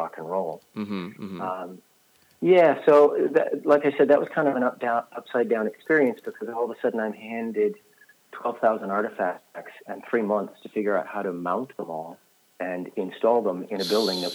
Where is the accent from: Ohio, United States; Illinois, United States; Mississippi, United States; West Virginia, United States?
Mississippi, United States; I was born and raised to artisans in Mississippi in the 1970s.